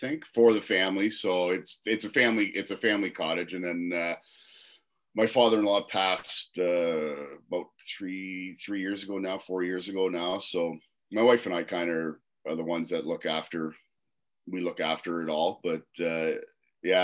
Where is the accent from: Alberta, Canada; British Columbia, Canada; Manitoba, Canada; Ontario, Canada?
Ontario, Canada; Waterloo; So I grew up in Waterloo. Played all my minor hockey in the Waterloo minor hockey system